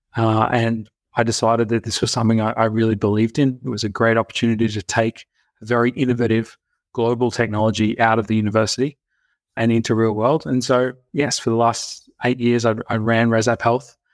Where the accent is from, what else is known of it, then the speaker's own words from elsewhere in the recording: Brisbane, Queensland, Australia; also born or lived in United States; I grew up here in Brisbane, Australia